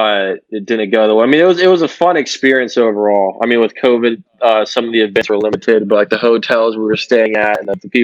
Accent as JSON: {"language": "English", "town": "Delaware", "region": "Ohio", "country": "United States", "tie": "born or raised there", "moved": "as an adult", "lives_now": "Cincinnati, United States", "said": "a D3 school in my hometown of Delaware, Ohio"}